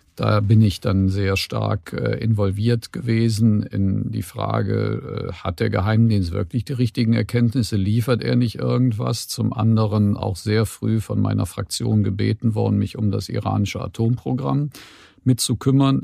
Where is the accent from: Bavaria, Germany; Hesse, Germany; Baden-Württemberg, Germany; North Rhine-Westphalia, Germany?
North Rhine-Westphalia, Germany; Cologne; bin ich in dem Sinne auf der falschen Rheinseite geboren, nämlich in Köln-Kalk